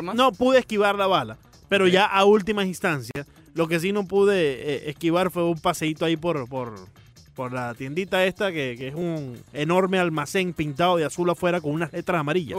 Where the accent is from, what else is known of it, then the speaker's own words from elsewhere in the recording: Maracaibo, Zulia, Venezuela; como maracucho